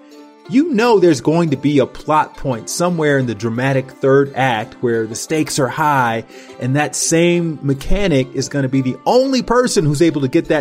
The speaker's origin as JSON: {"language": "English", "town": "Montgomery", "region": "Alabama", "country": "United States", "also_born_or_lived": "Los Angeles", "moved": "yes", "said": "I'm from Montgomery, Alabama, where the civil rights movement essentially started. I lived just down the street from Dr. King's Dexter Avenue Baptist Church"}